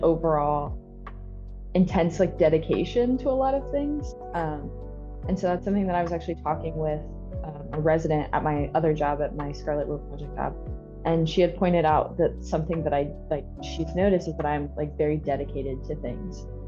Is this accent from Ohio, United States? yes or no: yes; Ohio, United States; moved away as an adult; also born or lived in Kentucky; now in Jackson, United States; I'm originally from Ohio